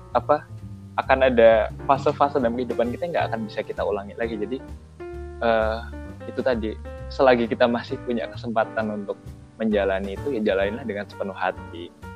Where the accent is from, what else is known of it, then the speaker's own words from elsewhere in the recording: Yogyakarta, Special Region of Yogyakarta, Indonesia; aku orang Jogja nggak kebiasa pakai bahasa gaul